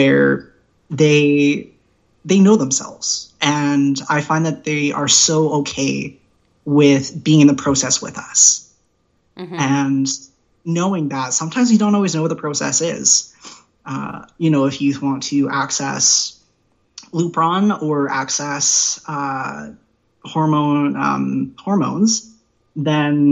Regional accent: Prince George, British Columbia, Canada; I was born and raised in Prince George

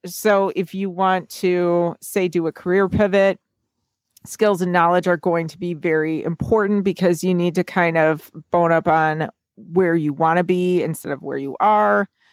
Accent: United States; being an American

